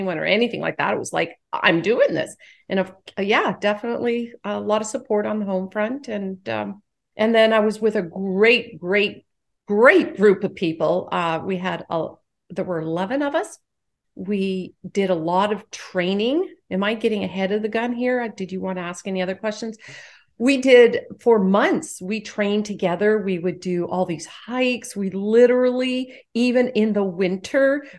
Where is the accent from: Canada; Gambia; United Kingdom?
Canada; now in United States; I live in the U.S., but I am Canadian.